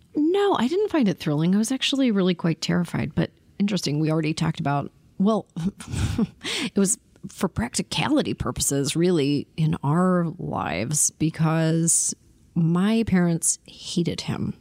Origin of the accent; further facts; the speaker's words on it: Toronto, Ontario, Canada; I was born in Toronto